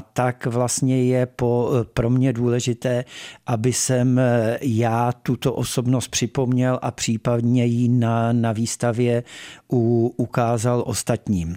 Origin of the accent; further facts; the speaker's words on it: Tábor, South Bohemian Region, Czechia; also born or lived in Ostrava / Písek area; moji rodiče se přestěhovali, když mi by byly tři roky do, do tábora. Mm-hmm. To mhm. znamená, že já si z Ostravy nepamatuji vůbec nic